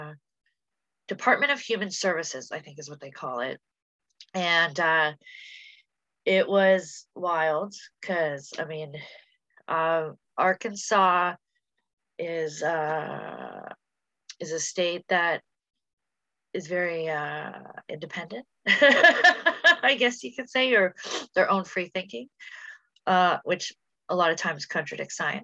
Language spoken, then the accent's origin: English; Canada; I'm a Canadian citizen